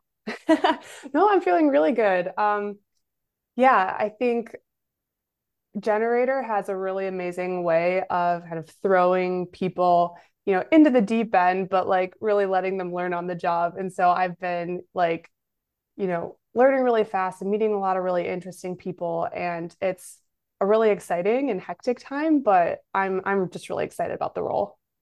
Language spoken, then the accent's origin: English; Kenosha, Wisconsin, United States; Kenosha is my hometown